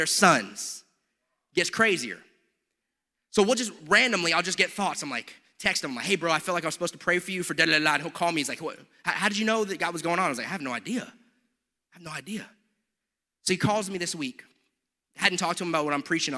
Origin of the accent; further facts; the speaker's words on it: United States; I am an American